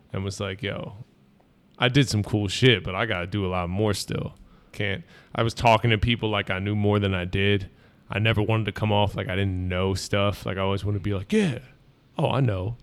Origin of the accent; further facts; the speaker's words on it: Bucks County, outside Philadelphia, Pennsylvania, United States; I grew up right outside of Philly and, uh, in Bucks County, Lower Bucks